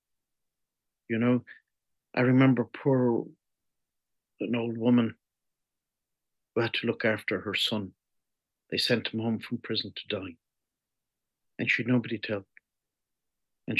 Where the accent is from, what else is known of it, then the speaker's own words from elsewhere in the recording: Ireland; moved away; I'm Irish